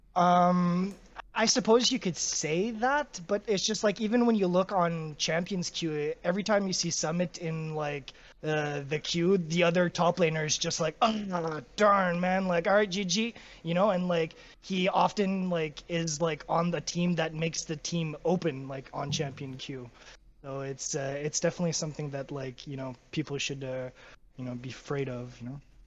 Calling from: Ottawa, Ontario, Canada; I'm calling from Ottawa, Canada

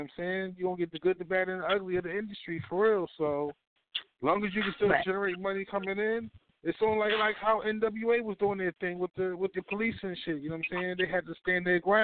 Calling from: Baltimore, Maryland, United States; I'm calling from Baltimore, Maryland, East Side, Zone 18.

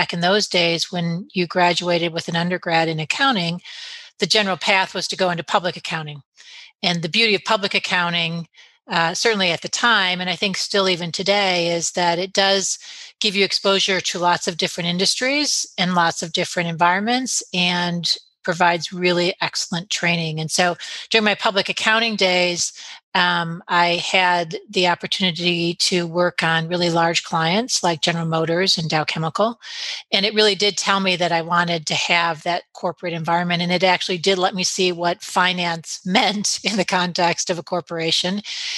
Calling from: Michigan, United States; This call finds me in beautiful, generally, northern Michigan, where today it's a bit snowy.

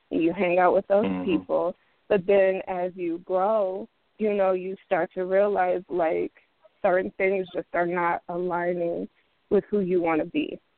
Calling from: Minneapolis, Minnesota, United States

